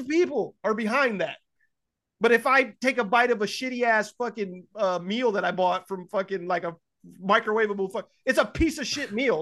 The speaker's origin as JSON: {"language": "English", "region": "California", "country": "United States", "tie": "born or raised there", "also_born_or_lived": "Ohio", "moved": "yes", "said": "they moved to California. I was born in California"}